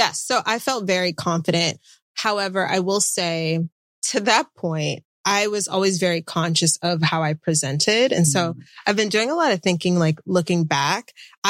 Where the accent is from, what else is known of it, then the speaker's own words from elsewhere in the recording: Atlanta, Georgia, United States; also born or lived in Washington, D.C.; But I moved around quite a bit with my parents and grew up primarily in the suburbs of Atlanta, so the South.